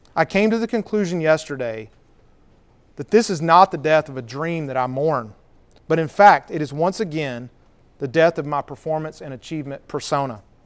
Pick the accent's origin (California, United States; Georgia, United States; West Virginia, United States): Georgia, United States; Cedartown; also born or lived in Marietta; I was hoping to open a restaurant in Cedar Town, my hometown